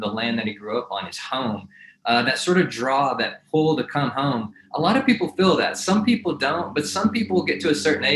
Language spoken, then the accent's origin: English; Texas, United States; now in Amarillo, United States; I grew up in Texas